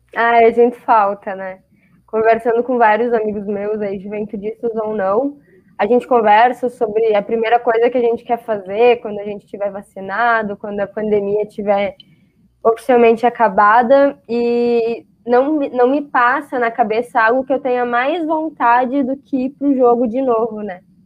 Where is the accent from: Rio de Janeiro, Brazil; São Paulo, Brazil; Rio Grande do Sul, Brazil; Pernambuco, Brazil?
Rio Grande do Sul, Brazil; Caxias do Sul; eu nunca saí de Caxias